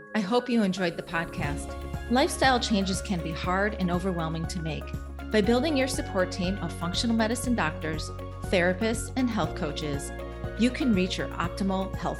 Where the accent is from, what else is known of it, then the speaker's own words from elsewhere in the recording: Chicago, Illinois, United States; I'm from Chicago and from the North Shore where you're located